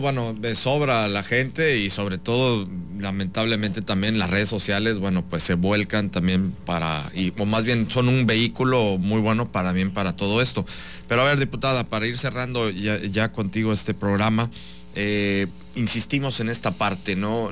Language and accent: Spanish; Veracruz, Mexico; Porque todos somos mexicanos y en este caso en Veracruz somos, somos veracruzanos.